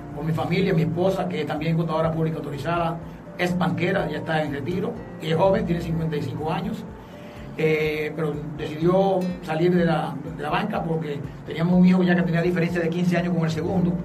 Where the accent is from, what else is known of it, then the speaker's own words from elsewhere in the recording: Villa Altagracia, San Cristóbal, Dominican Republic; also born or lived in Cibao / Santiago; now in Santo Domingo, Dominican Republic; nací en Santo Domingo, pero porque mi mamá vino aquí a Santo Domingo a dar a luz. Nosotros nos criamos en mi familia en el norte y yo principalmente en Villa Altagracia